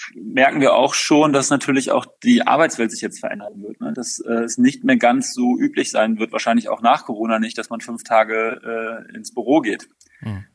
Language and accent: German; Overath, North Rhine-Westphalia, Germany; ich bin im Umland von Köln groß geworden, in Overath im Bergischen